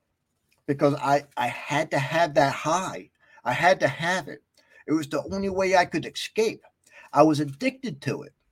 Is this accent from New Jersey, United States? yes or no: yes; West Milford, New Jersey, United States; back when I grew up in West Milford, New Jersey